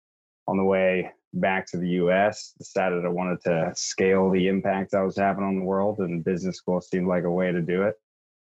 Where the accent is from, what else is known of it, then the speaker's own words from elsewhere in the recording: Columbia, South Carolina, United States; moved away as an adult; also born or lived in Virginia / Washington, D.C. / Costa Rica; I grew up in Columbia, South Carolina. Went to school up in Virginia at Washington and Lee.